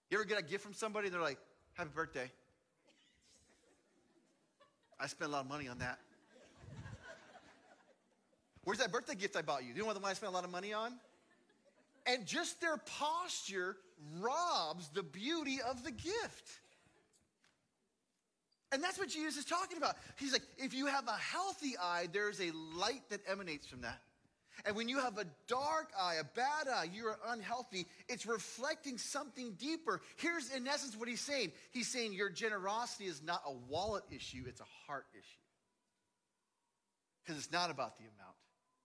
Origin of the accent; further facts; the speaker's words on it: Dallas, Texas, United States; also born or lived in Seattle; That I came from Dallas and lived in Seattle.